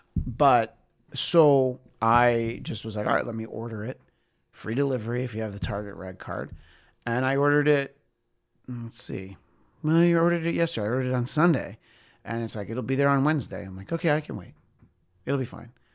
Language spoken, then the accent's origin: English; East Coast, United States; moved away; growing up on the East Coast